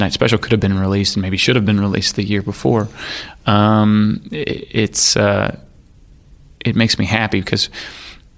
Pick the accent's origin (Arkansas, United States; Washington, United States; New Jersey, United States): Arkansas, United States; I grew up in Arkansas